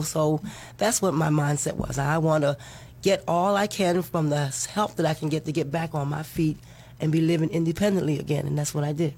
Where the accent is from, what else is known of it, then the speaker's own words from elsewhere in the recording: Maryland, United States; moved away as an adult; now in Florida, United States; I'm from Maryland. I moved here about 10 years ago